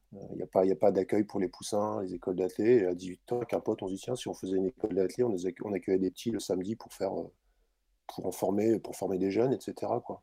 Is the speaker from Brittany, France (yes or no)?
yes; Brittany, France; born or raised there